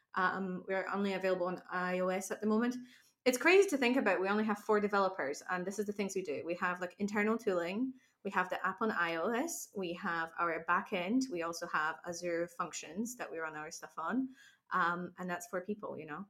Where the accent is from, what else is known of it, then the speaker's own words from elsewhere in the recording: Poland; English is a second language; now in Glasgow, United Kingdom; I come from Poland